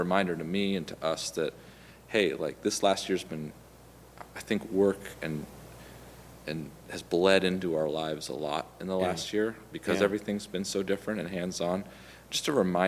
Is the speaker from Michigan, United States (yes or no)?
no; Marin County, California, United States; I grew up in Marin County, California